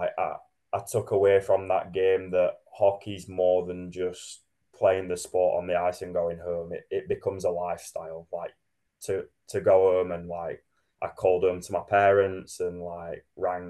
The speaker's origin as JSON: {"language": "English", "town": "Sheffield", "region": "Yorkshire and the Humber", "country": "United Kingdom", "tie": "born or raised there", "moved": "yes", "lives_now": "Manchester, United Kingdom"}